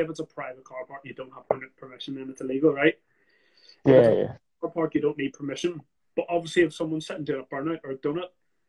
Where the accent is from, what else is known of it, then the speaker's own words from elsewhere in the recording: Belfast, Northern Ireland, United Kingdom; I'm from Belfast, mate.